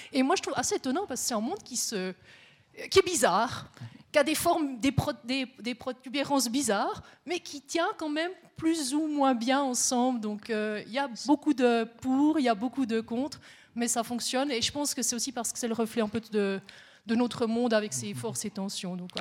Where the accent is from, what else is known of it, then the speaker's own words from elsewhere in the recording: Neuchâtel, Switzerland; now in Biel/Bienne, Switzerland; je suis neuchâteloise aussi. J'habite à Bienne